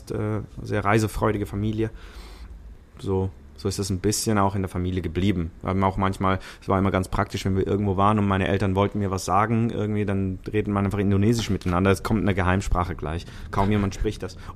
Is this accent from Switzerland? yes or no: yes; Switzerland; first language Italian; ich bin bilingual aufgewachsen in der Schweiz. Italienisch und Schweizerdeutsch.